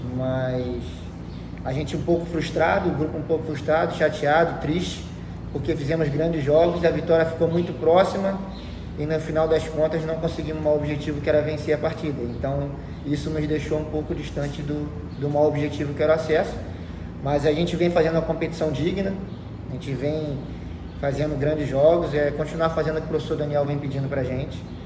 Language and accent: Portuguese; Brazil; a gente é brasileiro